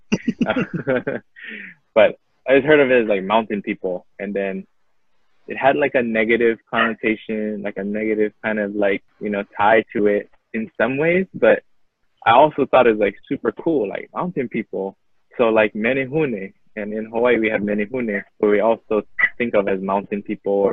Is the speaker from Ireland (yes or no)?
no; Philippines; then oh, I don't like being Filipino, you know?